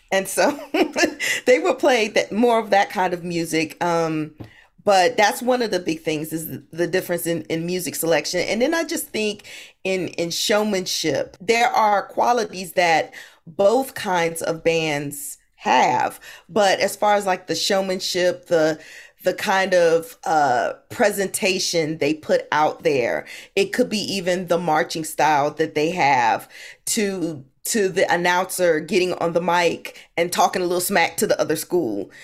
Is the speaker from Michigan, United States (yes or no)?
no; Hampton, Virginia, United States; I grew up in Hampton, Virginia.